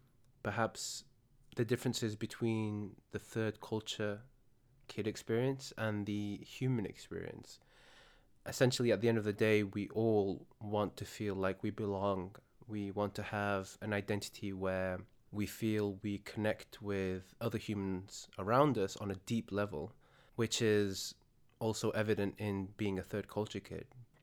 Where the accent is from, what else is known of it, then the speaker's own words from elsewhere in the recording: United Kingdom; The difference being in the UK, we are both British.